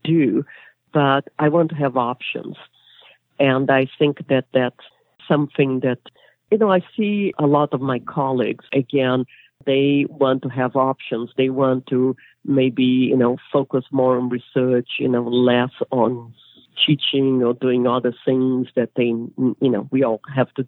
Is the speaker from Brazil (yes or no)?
yes; Brazil; moved away as an adult; also born or lived in England; now in United States; I'm originally from Brazil